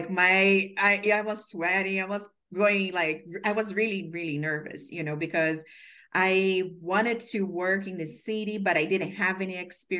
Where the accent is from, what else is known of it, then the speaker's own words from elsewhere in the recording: Brazil; moved away as an adult; also born or lived in Maryland; now in New York, United States; I moved here from Brazil. So I came here for an internship to grow my career.